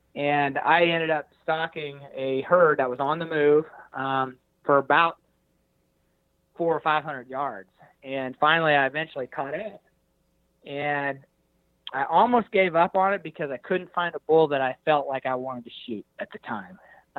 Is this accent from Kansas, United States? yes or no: yes; Hays, Kansas, United States; And I'm not I'm a flatlander from Hays, Kansas, but I feel like I sound like an elk.